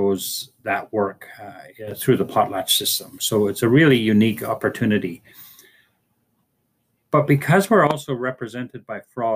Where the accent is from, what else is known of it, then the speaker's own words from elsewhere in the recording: Fort St. James, British Columbia, Canada; I'm from Natgasli